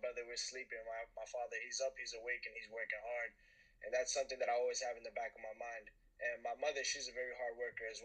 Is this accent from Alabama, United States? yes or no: no; West New York, New Jersey, United States; also born or lived in Dominican Republic (ancestry); My hometown is West New York, New Jersey. That's where I'm from. That's where I was raised